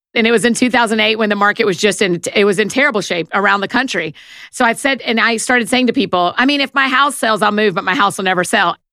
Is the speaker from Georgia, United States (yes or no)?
yes; Marietta, Georgia, United States; moved away as an adult; also born or lived in Atlanta, Georgia / Nashville, Tennessee; I was born in Marietta, Georgia. It's just outside of Atlanta. I grew up in a Christian home